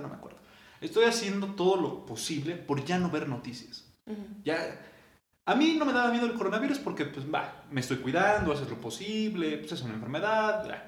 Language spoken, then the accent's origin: Spanish; Mexico; como mexicano